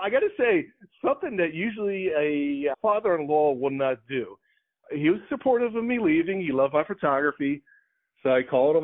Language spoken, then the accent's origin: English; Philadelphia, Pennsylvania, United States; moved away; also born or lived in Boca Raton, Florida; I was born and raised in Philadelphia